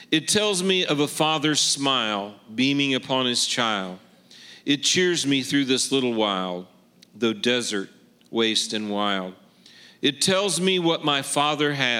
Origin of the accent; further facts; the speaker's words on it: Kansas City, Missouri, United States; I'm from Kansas City, Missouri.